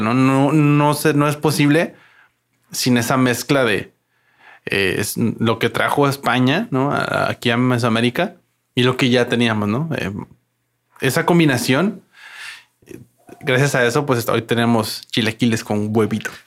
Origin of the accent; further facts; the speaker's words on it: La Paz, Baja California Sur, Mexico; yo soy mexicano, ¿no? Soy paseño.